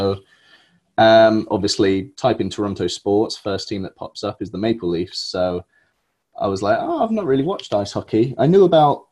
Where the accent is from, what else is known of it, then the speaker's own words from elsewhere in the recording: Milton Keynes, South East England, United Kingdom; Born and raised in Milton Keynes